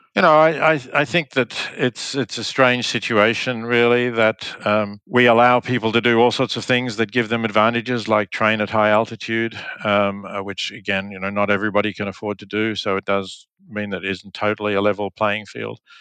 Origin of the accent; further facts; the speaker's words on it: Australia; moved away as an adult; also born or lived in Oxford; I grew up in Australia